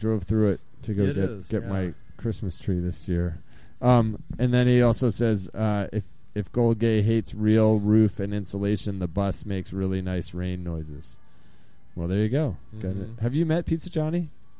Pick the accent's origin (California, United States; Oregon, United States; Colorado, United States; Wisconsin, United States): Oregon, United States; Bend; from Bend, Oregon, and Deep Dish Donnie is a gentleman's gentleman.